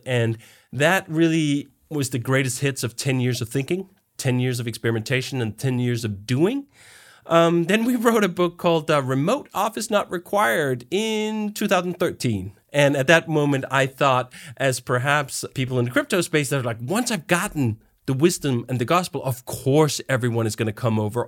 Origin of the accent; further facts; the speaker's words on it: Denmark; moved away as an adult; also born or lived in United States; I am originally from Denmark, and now I'm actually back in Denmark, but I spent fifteen years in the U S